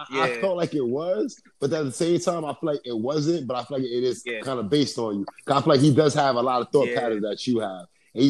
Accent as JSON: {"language": "English", "region": "New York", "country": "United States", "said": "as a New Yorker"}